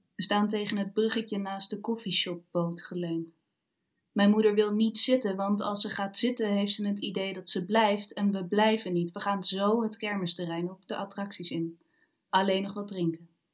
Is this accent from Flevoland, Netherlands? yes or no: yes; Almere, Flevoland, Netherlands; moved away as an adult; now in Arnhem, Netherlands; ik ben opgegroeid in Almere en alles is daar nieuwbouw.